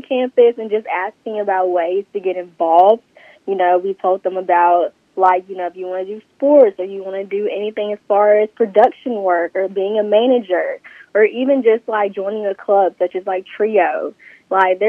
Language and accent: English; Southaven, Mississippi, United States; I'm from South Haven, Mississippi.